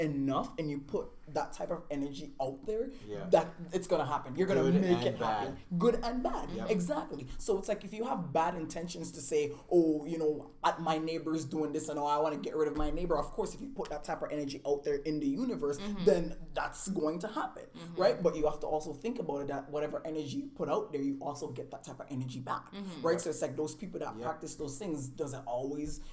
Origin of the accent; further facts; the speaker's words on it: Jamaica; with me being Jamaican and growing up in Jamaica